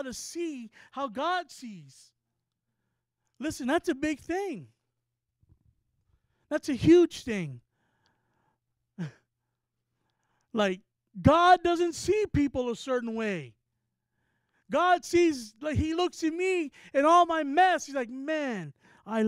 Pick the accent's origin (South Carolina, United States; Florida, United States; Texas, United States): Texas, United States; San Antonio; we're from San Antonio, Texas